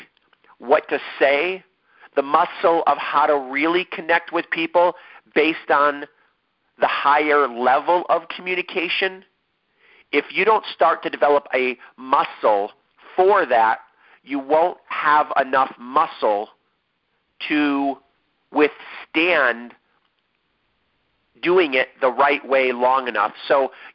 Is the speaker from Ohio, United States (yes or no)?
yes; Ohio, United States; now in San Diego, United States; how long it takes to get from my hometown to San Diego, California